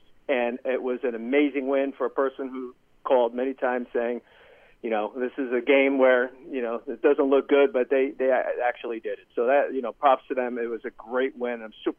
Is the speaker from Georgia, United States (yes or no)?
no; Cedar Grove, New Jersey, United States; now in Tampa, United States; Oh yeah, I'm from Cedar Grove.